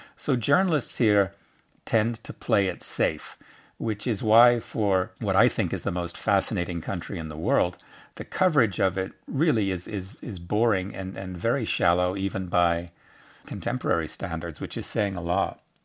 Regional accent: United States; as an American

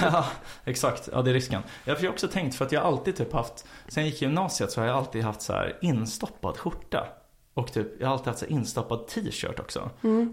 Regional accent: Stockholm, Stockholm County, Sweden; jag växte upp på Frejgatan

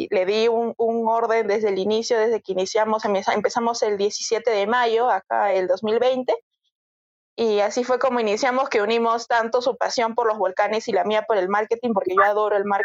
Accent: Arequipa, Peru; Sí, me corre el lava por las venas, definitivamente, soy recontra arequipeña.

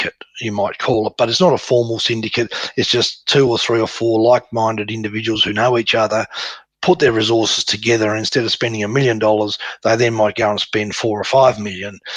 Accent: Tasmania, Australia; Tasmania, which is my hometown.

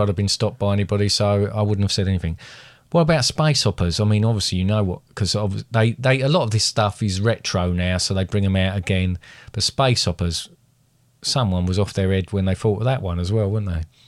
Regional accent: United Kingdom; quite a thing to be British

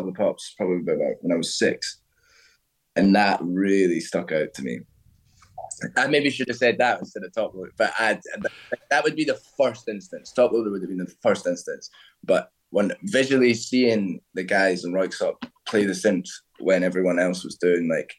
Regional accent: Stirling, Scotland, United Kingdom; moved away as an adult; also born or lived in Edinburgh; now in London, United Kingdom; Stirling. So that's central Scotland. So it's just in between Glasgow and Edinburgh, a little bit above. Excuse me. I was there till I was 23

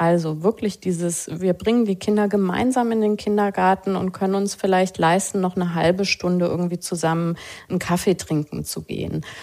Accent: West Germany, Germany; wir sind beide in Westdeutschland groß geworden

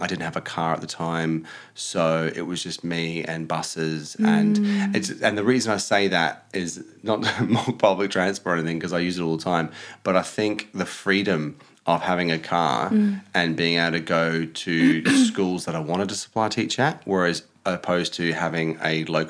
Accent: Adelaide, South Australia, Australia; moved away as an adult; also born or lived in Watford; now in London, United Kingdom; I'm from Adelaide, which Adelaide, it's a capital city of South Australia, but it's also the smallest city.

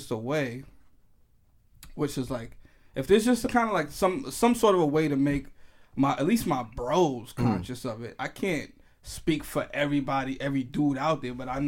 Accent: New York City, New York, United States; I'm from New York. I'm from the Bronx

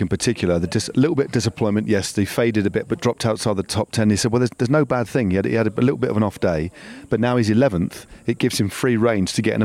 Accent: United Kingdom; We're British

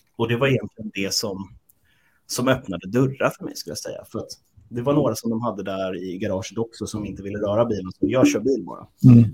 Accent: Sweden; Vi är svenskar.

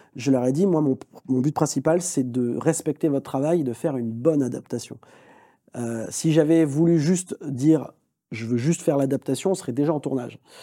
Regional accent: France; Je suis français

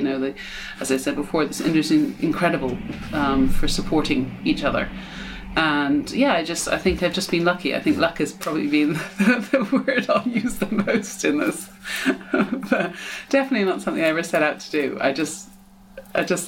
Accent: United States; moved away; also born or lived in England; even though I'm English, I grew up in America.

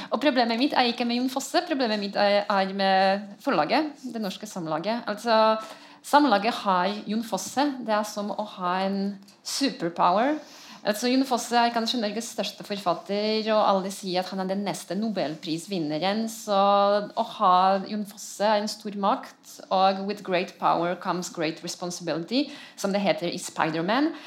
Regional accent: Poland; Jeg er polsk, jeg har lov til det.

